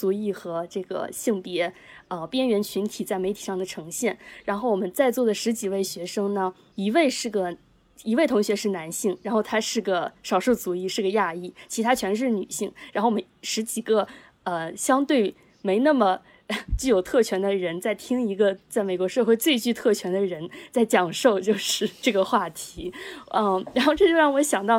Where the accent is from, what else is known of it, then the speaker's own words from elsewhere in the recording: China; now in United States; 比如说，我有也是来自中国的朋友